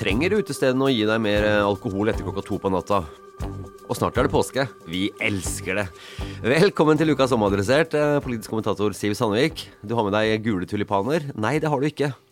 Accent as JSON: {"language": "Norwegian", "town": "Elverum", "region": "Innlandet", "country": "Norway", "also_born_or_lived": "Stavanger", "moved": "as an adult", "said": "jeg kom fra Elverum."}